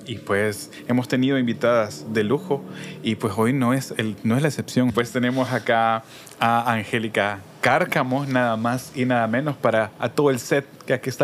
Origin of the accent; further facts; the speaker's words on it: El Salvador; como cualquier salvadoreño, salvadoreña, habitante